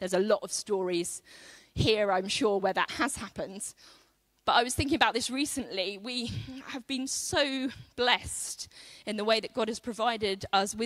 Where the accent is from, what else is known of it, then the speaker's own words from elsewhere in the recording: United Kingdom; as British people